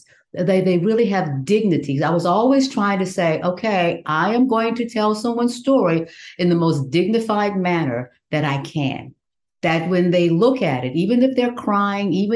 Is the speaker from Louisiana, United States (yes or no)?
yes; Southwest Louisiana, United States; that little country girl growing up in Southwest Louisiana, sharecropper's daughter